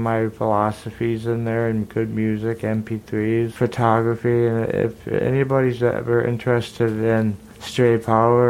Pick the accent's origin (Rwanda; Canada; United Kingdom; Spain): Spain; now in Minneapolis, United States; when I was growing up in Spain